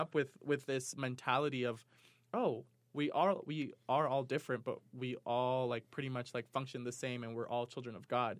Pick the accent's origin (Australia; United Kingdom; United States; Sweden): United States; New York; moved away as an adult; now in Provo, United States; Growing up in New York, I, I, they were, they were every types of people like